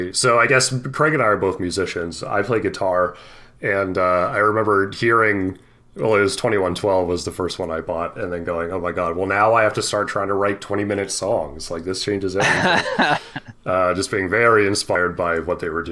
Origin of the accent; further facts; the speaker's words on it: Canada; we are Canadian men